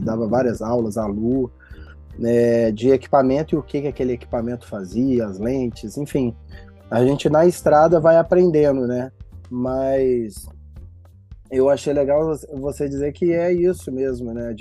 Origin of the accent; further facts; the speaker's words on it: Belo Horizonte, Minas Gerais, Brazil; also born or lived in São Paulo / Rio de Janeiro; nascido e criado no Barreiro, extremo oeste da cidade de BH